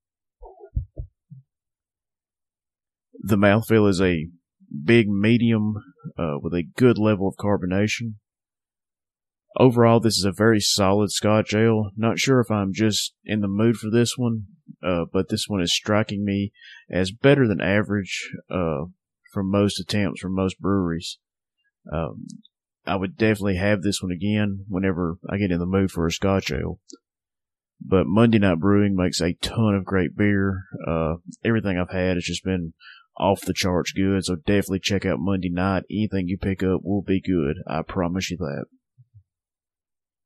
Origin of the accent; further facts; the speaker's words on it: Northwest Alabama, United States; Southern Package, my hometown craft beer shop. If you live in Northwest Alabama